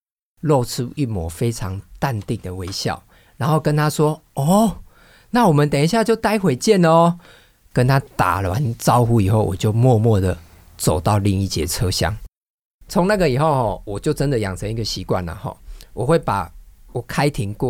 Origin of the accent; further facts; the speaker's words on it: Taiwan; 其实我们台湾人民的水准哈，真的是这个越来越好了哈。